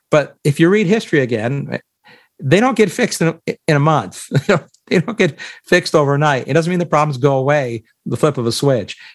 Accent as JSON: {"language": "English", "country": "Canada", "lives_now": "United States", "said": "I'm a Canadian and an American, and uh, my former homeland has engaged in uh, Chinese Communist Party tactics against peaceful protesters."}